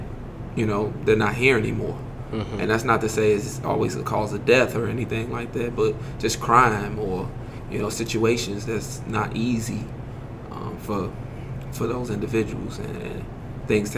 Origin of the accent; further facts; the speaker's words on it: Chicago, Illinois, United States; now in Springfield, United States; I'm from the west side of Chicago.